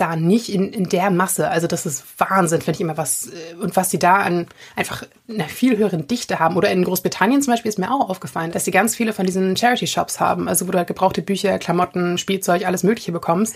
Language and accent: German; Germany; bei uns in Deutschland